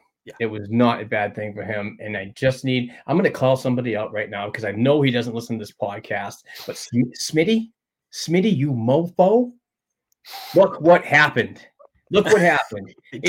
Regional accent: Sweden; You're from Alaska, I'm from Sweden, but somehow we're family.

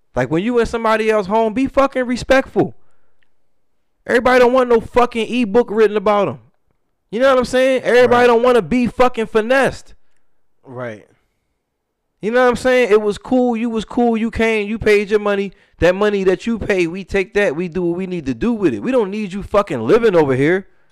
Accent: United States; as an American

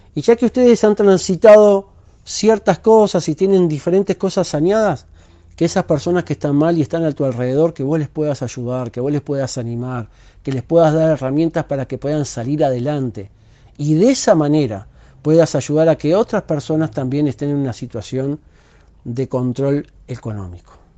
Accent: Uruguay; soy uruguayo

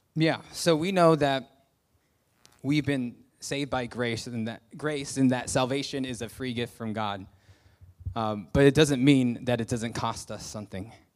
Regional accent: United States; moved away; I'm a Christian, I'm from America

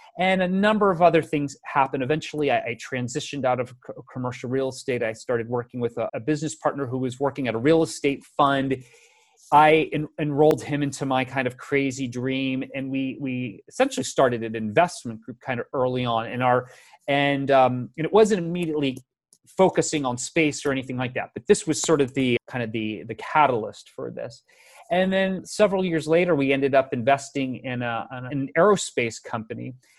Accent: Tampa, Florida, United States; I grew up in the Tampa, Florida area, it was the west coast of Florida.

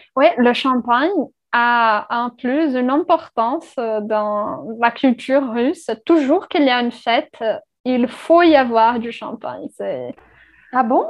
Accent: Brazil; first language Portuguese; French is a second language; moved away; je viens du Brésil.

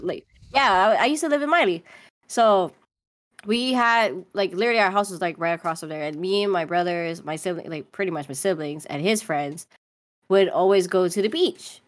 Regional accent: Oahu, Hawaii, United States; moved away as an adult; nineteen years off the rock on the island of Oahu, I ended up moving to the mainland

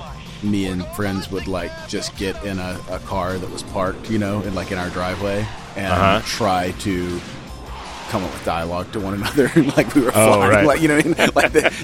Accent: Goldsboro, North Carolina, United States; I grew up in Goldsboro, North Carolina with Seymour Johnson Air Force Base.

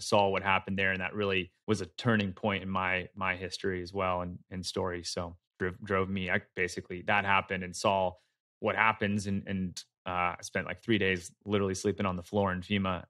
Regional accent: Philadelphia, Pennsylvania, United States; moved away as an adult; also born or lived in San Francisco Bay Area; made my way over here to Philly, which is where I grew up

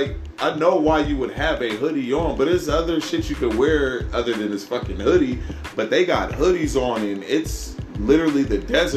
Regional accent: Los Angeles, California, United States; moved away; I'm from Los Angeles.

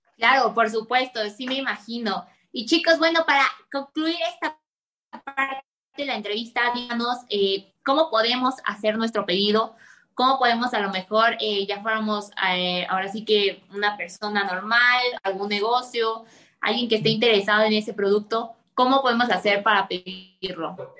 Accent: Mexico; como mexicanos, pues es nuestra cultura

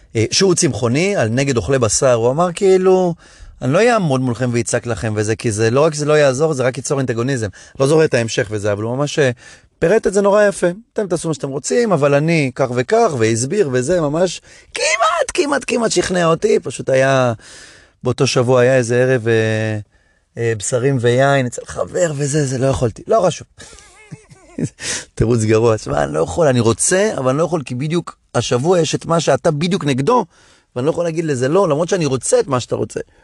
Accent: Hadera, Haifa District, Israel; חדרה, שגדלתי בה

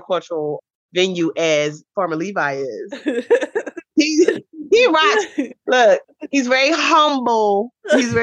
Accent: Philadelphia, Pennsylvania, United States; here in West Philadelphia, I was born here in Philadelphia, in West Philadelphia

